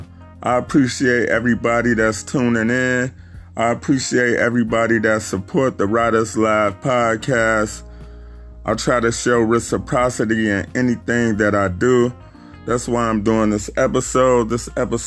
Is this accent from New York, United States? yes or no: no; Chicago, Illinois, United States; I'm from Chicago